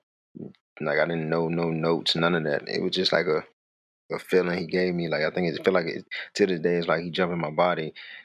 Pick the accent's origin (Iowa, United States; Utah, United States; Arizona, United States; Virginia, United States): Virginia, United States; Richmond; Originally, I'm from Richmond, Virginia. I grew up in an apartment complex called Chippenham Apartments.